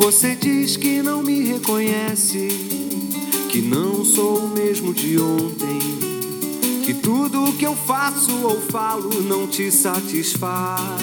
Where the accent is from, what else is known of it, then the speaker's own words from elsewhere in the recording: São Sebastião, São Paulo, Brazil; as histórias dos caiçaras aqui da minha terra